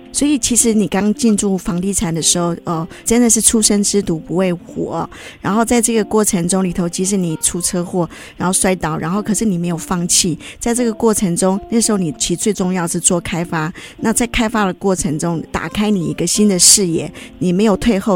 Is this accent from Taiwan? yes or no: yes; Taiwan; 我自己也是军人的后代，我父亲他在台湾娶了我的母亲客家人，那我们自己在这个眷村长大